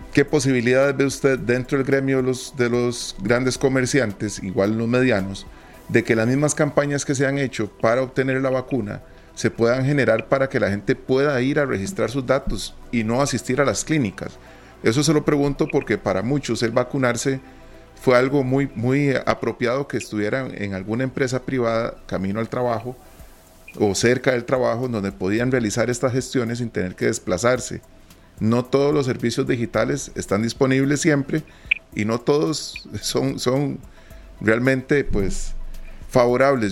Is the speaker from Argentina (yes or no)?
no; Costa Rica; nosotros como costarricenses